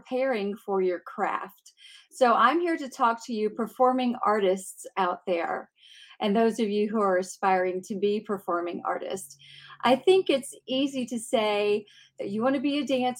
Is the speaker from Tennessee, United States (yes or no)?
yes; Clarksville, Tennessee, United States; I'm from Clarksville, Tennessee, originally.